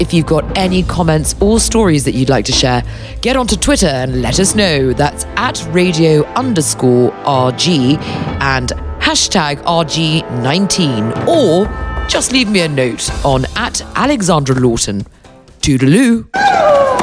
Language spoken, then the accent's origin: English; England, United Kingdom; being English